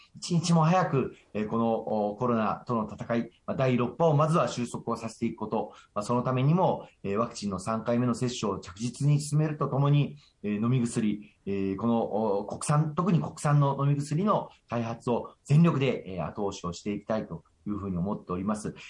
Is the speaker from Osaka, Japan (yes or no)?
yes; Osaka, Japan; 日本の大阪から来ました